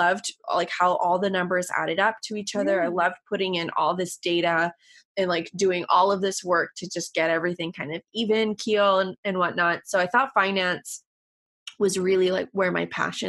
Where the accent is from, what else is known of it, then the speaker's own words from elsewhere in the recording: Canada; I'm Canadian, so college and university are a little bit different here